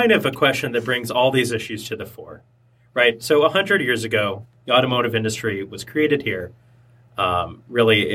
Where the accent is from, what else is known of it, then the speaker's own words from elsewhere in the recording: Michigan, United States; moved away as an adult; also born or lived in East Coast / Singapore; I recently moved back to Michigan. I grew up here, but I spent 11 years away